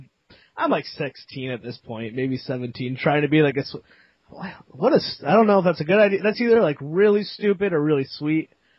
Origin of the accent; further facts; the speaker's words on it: Connecticut, United States; the town I grew up in Connecticut